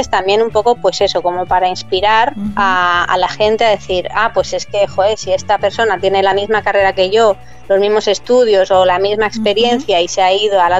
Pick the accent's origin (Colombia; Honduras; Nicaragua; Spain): Spain; Madrid, Community of Madrid; moved away as an adult; also born or lived in Bahamas / London / Amsterdam; yo soy de Madrid y en Madrid los inviernos son